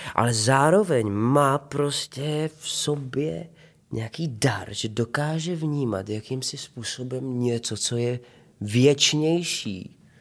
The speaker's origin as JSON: {"language": "Czech", "town": "Prostějov", "region": "Olomouc Region", "country": "Czechia", "tie": "born or raised there", "moved": "yes", "lives_now": "Ostrava, Czechia", "said": "potom jsme se přestěhovali do Prostějova a tam už to začalo. Dramaťáček na škole, eh, základní umělecká škola, amatérské divadlo"}